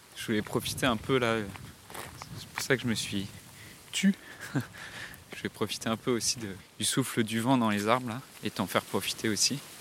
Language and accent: French; Séné, Brittany, France; moved away; Là actuellement je suis dans la ville dans laquelle j'ai grandi, en Bretagne. C'est un village qui s'appelle euh, Séné, qui est au sud de Vannes, dans le Morbihan